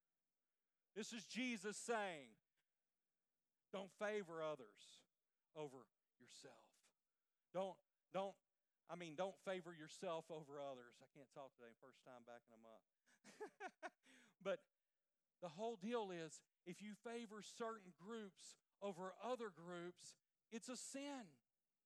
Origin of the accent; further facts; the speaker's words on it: Louisiana, United States; I'm from the Louisiana area